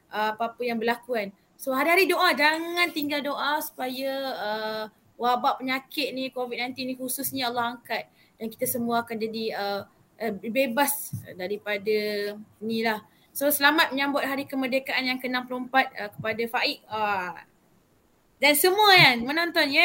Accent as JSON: {"language": "Malay", "country": "Malaysia", "said": "Saya sebagai rakyat Malaysia lah."}